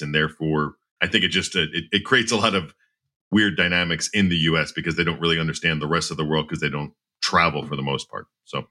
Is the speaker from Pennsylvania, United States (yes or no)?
yes; outside of Philadelphia, Pennsylvania, United States; growing up outside of Philadelphia